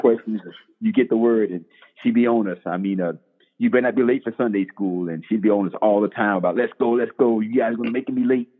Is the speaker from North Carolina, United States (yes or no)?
yes; Bladenboro, North Carolina, United States; moved away; I'm originally from Bladenboro, North Carolina, one small, uh, one stop light town in North Carolina